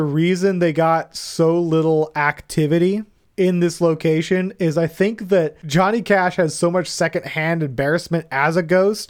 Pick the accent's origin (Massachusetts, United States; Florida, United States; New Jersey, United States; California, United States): Florida, United States; I grew up in Florida and it's gross.